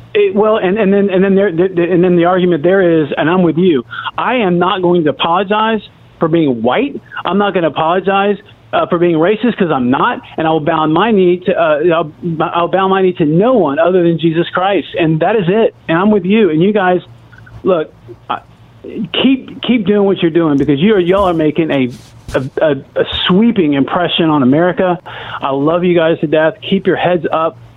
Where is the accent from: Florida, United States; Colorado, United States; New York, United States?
Florida, United States; Orlando; moved away as an adult; now in Charlotte, United States; I grew up in Orlando, played football at U- University of Central Florida